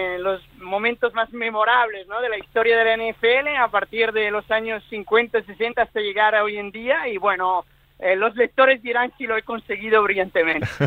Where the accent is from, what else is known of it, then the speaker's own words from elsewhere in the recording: Milan, Lombardy, Italy; now in Barcelona, Spain; yo, yo nací en Milán, en Italia